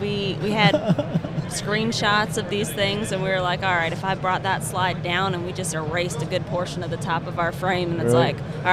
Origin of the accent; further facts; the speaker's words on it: Maryland, United States; moved away as an adult; also born or lived in California; I grew up in Maryland. Transferred out to California to finish school.